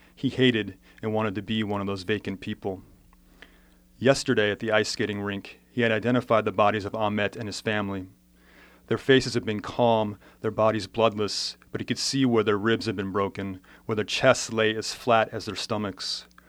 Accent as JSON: {"language": "English", "region": "Southern California", "country": "United States", "tie": "born or raised there", "said": "I grew up in Southern California"}